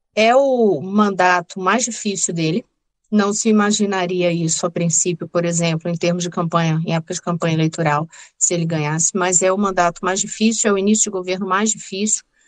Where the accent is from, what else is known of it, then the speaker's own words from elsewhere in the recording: Recife, Pernambuco, Brazil; moved away as an adult; now in Brasília, Brazil; Eu sou natural do Recife, torcedora do Náutico